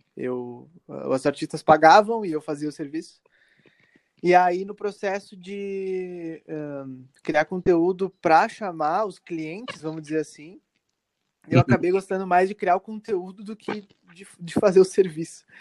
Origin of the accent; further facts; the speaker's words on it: Caxias do Sul, Rio Grande do Sul, Brazil; eu sou de Caxias do Sul, né, no Rio Grande do Sul